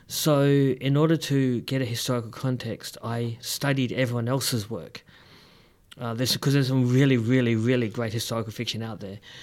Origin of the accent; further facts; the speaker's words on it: Perth, Western Australia, Australia; moved away as an adult; also born or lived in Melbourne; I grew up in Perth, which is, well, as you know